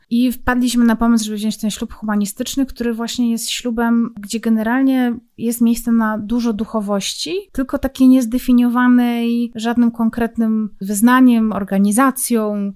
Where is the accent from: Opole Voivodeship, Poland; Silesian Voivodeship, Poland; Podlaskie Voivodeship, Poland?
Silesian Voivodeship, Poland; Zabrze; ja pochodzę z Zabrza